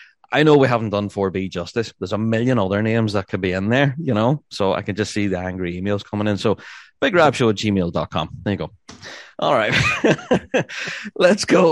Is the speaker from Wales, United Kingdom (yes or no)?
no; Northern Ireland, United Kingdom; we're all Northern Irish.